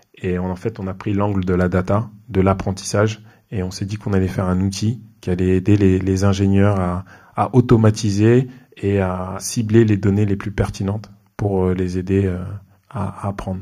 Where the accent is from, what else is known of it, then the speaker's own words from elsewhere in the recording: Mantes-la-Jolie, Île-de-France, France; je suis un quelqu'un qui a grandi dans les Yvelines, près de Mantes-la-Jolie